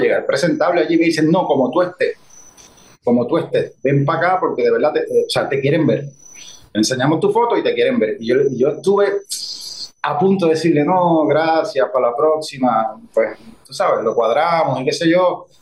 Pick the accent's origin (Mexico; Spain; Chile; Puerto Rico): Puerto Rico; Guayanilla; also born or lived in Mayagüez; Yo soy de Guayanilla, como tú sabes. Y para mi época, pues aquí no había un club de teatro